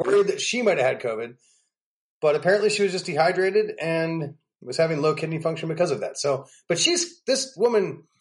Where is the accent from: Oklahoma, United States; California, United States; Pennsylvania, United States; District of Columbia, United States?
Pennsylvania, United States; also born or lived in New York City; now in Nashville, United States; I was from Pennsylvania